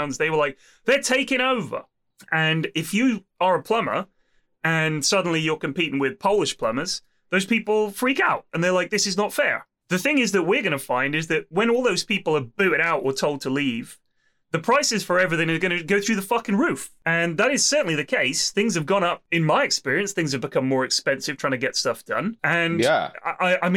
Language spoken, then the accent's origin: English; Bournemouth, South West England, United Kingdom; now in Twickenham, United Kingdom; when I was at school that there were like, I mean, it was in Bournemouth